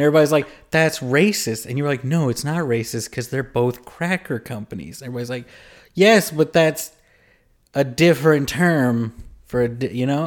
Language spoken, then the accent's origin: English; Louisiana, United States; I grew up in Louisiana around a lot of people that were white.